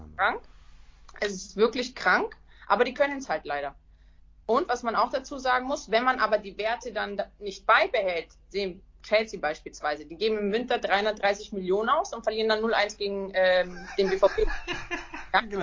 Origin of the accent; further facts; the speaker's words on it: Nuremberg, Bavaria, Germany; Ich komme aus Nürnberg